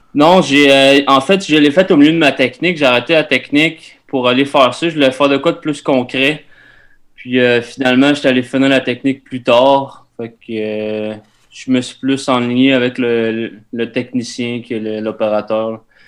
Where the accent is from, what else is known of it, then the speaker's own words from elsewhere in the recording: Drummondville, Quebec, Canada; j'ai grandi à Drummondville, dans le fond, centre du Québec.